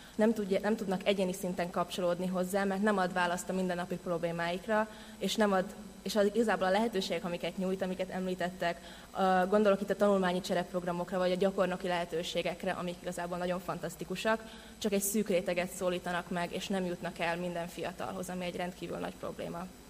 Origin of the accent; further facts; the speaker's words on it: Slovakia; moved away as an adult; now in Hungary; felvidéken nőttem fel, és a magyar gimnáziumban